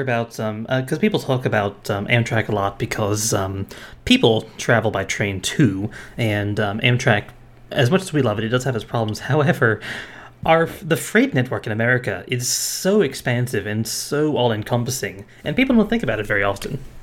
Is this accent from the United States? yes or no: yes; Rhode Island, United States; I grew up in Rhode Island